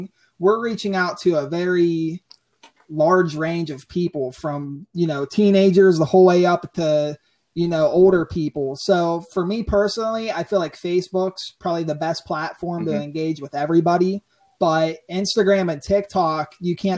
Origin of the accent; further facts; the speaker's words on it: Mount Pleasant, Pennsylvania, United States; I am from Mount Pleasant, Pennsylvania